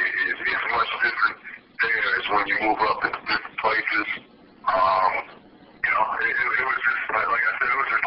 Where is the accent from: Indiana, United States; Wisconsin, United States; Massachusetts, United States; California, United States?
Massachusetts, United States; near Brockton; in Brockton, which is actually close to my hometown